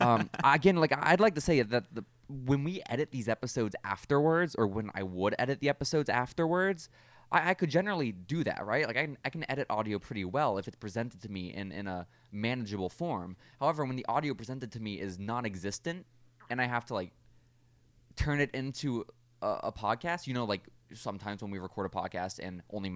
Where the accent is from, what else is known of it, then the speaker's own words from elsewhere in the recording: Texas, United States; we're from Texas. This is not going to make you look good.